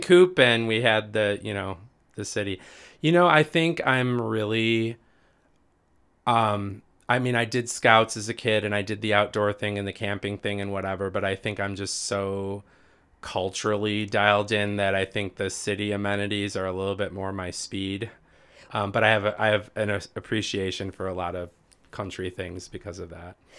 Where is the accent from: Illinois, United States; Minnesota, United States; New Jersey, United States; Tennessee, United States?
Illinois, United States; Riverdale; also born or lived in Green Lake, Wisconsin; now in Naperville, United States; I literally grew up on the south side of Chicago, a suburb called Riverdale